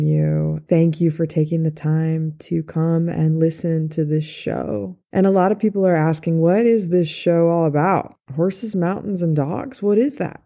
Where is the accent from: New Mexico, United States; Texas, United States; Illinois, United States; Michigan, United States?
New Mexico, United States; Santa Fe; also born or lived in Wenatchee, Washington / Boulder, Colorado; When I was 8 years old, we moved from Wenatchee, Washington to Santa Fe, New Mexico